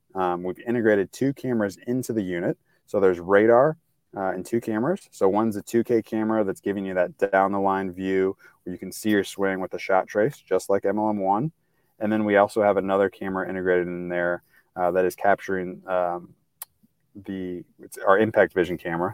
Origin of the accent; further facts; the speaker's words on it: St. Louis, Missouri, United States; I'm from Saint Louis, it's kind of a background, so right in the middle of the country